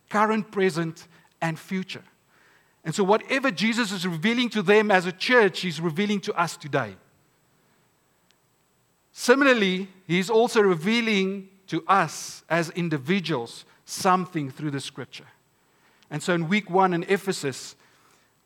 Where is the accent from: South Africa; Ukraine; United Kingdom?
South Africa; Stellenbosch, Western Cape; I'm from Stellenbosch